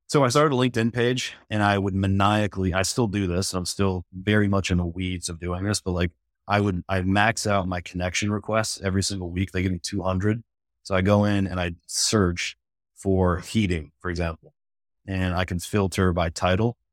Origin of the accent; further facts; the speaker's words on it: Michigan, United States; now in Charlotte, United States; I was born in Michigan, came down, I'm in Charlotte, North Carolina now, and so I've been here for, this August would be sixteen years